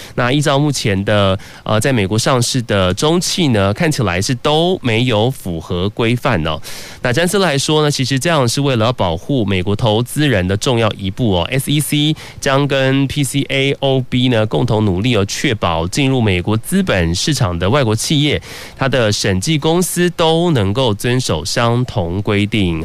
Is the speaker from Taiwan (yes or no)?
yes; Taiwan; 身为台湾人